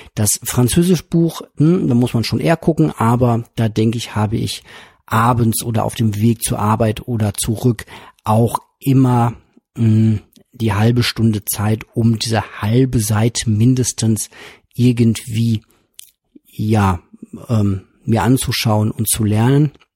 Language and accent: German; Witten, North Rhine-Westphalia, Germany; von meiner Heimatstadt hier in Witten